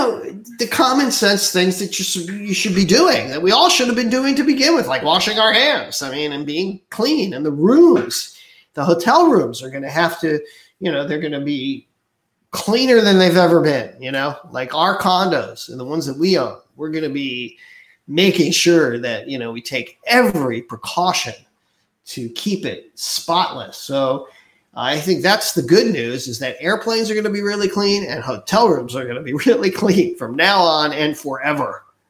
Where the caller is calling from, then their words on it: Honolulu, Hawaii, United States; I'm calling from Hawaii Aloha Travel here in Honolulu, Hawaii.